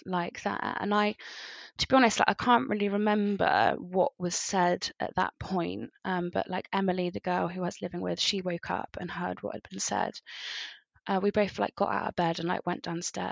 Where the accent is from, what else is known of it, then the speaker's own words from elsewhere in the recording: Somerset, South West England, United Kingdom; now in Bristol, United Kingdom; I'm from Somerset. I currently live in Bristol.